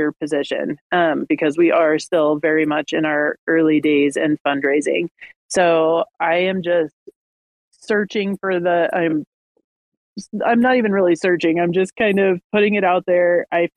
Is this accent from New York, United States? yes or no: no; Kansas, United States; I am from Kansas and have a lot of family in the South